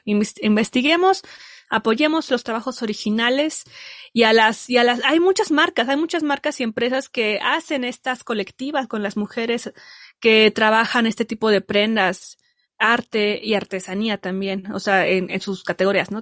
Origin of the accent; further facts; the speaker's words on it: Mexico; yo también soy mexicana.